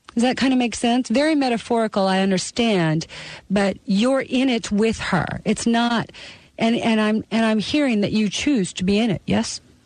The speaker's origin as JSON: {"language": "English", "country": "Canada", "tie": "born or raised there", "moved": "yes", "lives_now": "United States"}